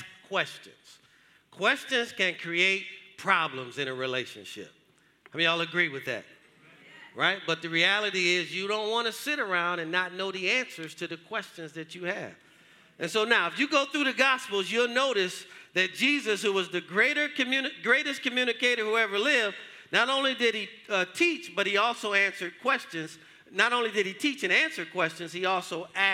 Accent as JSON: {"language": "English", "town": "Detroit", "region": "Michigan", "country": "United States", "tie": "born or raised there", "moved": "as an adult", "lives_now": "Georgia, United States", "said": "I grew up in Detroit. I grew up hard."}